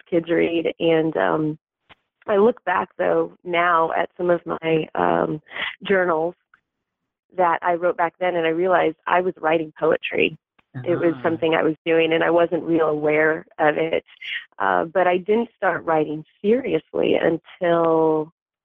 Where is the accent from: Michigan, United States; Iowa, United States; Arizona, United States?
Michigan, United States; also born or lived in Oklahoma; I've been in Michigan my whole life. I actually lived up on Lake Superior up in the Upper Peninsula as an adolescent, and it was beautiful. It was like the perfect place to grow up